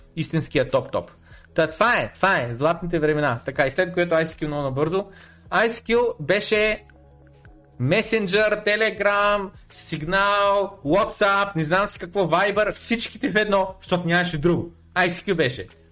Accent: Bulgaria; аз съм един българин

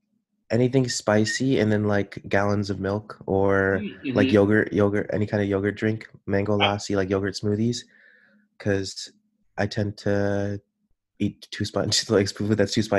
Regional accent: Gilroy, California, United States; also born or lived in Toronto, Canada / Sacramento, California; 21 years old. I was born in Toronto, but I grew up I was born in Toronto to Sri Lankan refugees, but I grew up in Gilroy, California.

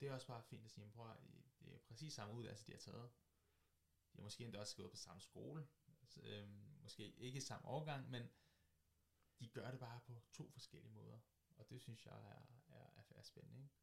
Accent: Køge, Zealand, Denmark; jeg kommer fra Køge, bor, fra Køge, bor i Køge, arbejder fra Køge og jeg vil gerne blive i Køge.

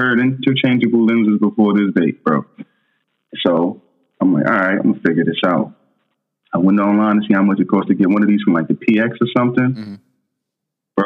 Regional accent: New York City, New York, United States; moved away; I'm a kid from Brooklyn

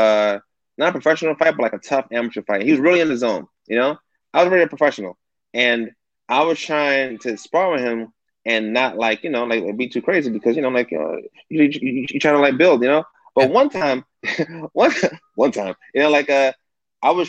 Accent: New York City, New York, United States; now in Southern California, United States; I grew up in Bed-Stuy in the 90s

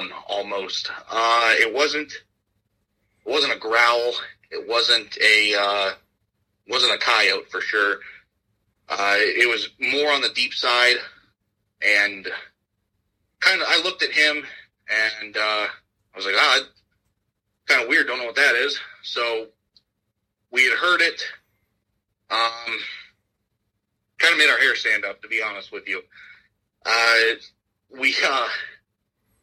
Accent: Ashtabula County, Northeast Ohio, United States; I am from Northeast Ohio, Asheville County. Lived here all my life

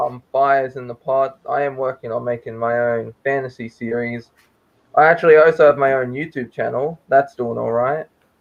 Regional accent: Australia; I'm from Australia. I live in Queensland.

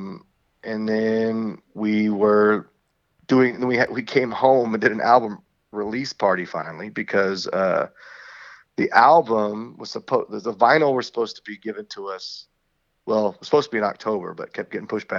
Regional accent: Texas, United States; we're a band from Texas

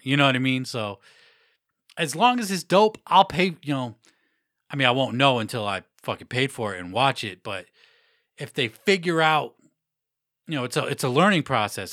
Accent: Massachusetts, United States; Mass now, my home state

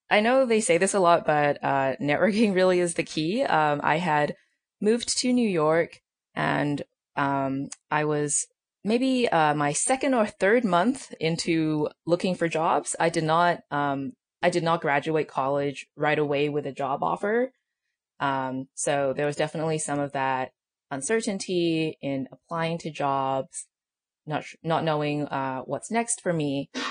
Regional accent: Australia; also born or lived in China; now in United States; I'm technically Australian, but I uh, lived in China for some time, and then I came to the U.S. for college, uh, which was in L.A.

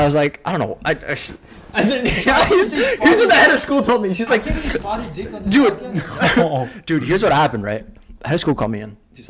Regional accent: New Jersey, United States; also born or lived in California; first grade is when I moved from California to Jersey

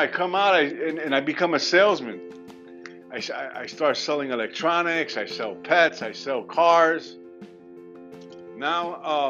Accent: New York City, New York, United States; I'm a Puerto Rican. I was born and raised in the South Bronx

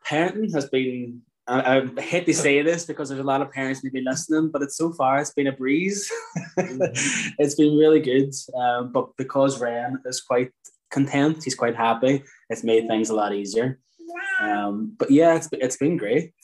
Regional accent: Derry, Northern Ireland, United Kingdom; moved away as an adult; now in Muff, Ireland; we're actually from Derry, both of us, uh, born and raised

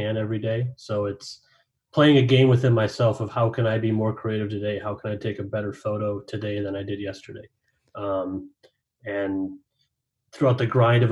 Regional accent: St. Cloud, Minnesota, United States; I'm a Minnesota native, born and raised, grew up a Twins fan, grew up in St. Cloud, Minnesota

